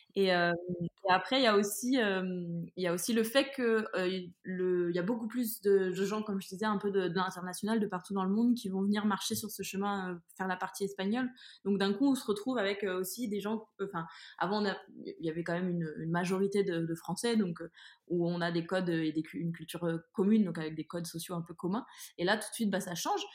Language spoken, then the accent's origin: French; France; moi je suis française en France